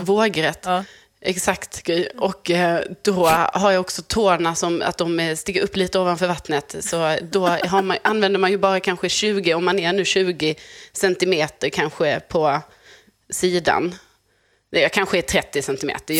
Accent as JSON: {"language": "Swedish", "town": "Lund", "region": "Skåne", "country": "Sweden", "tie": "born or raised there", "said": "jag är uppvuxen i Lund"}